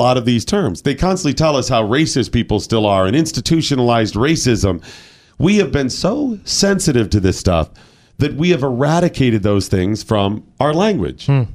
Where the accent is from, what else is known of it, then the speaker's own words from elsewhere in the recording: Cleveland, Ohio, United States; I'm from Cleveland